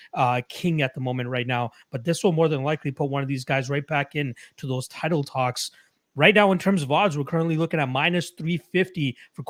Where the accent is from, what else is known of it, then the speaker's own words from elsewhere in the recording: Toronto, Ontario, Canada; I'm from Toronto myself, so I definitely feel all that that snow and stuff